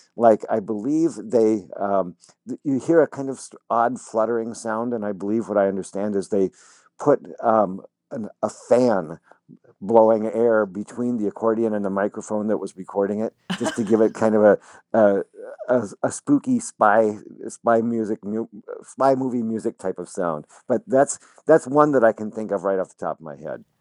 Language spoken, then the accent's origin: English; Lincoln, Nebraska, United States; moved away; I was still living in my hometown of Lincoln, Nebraska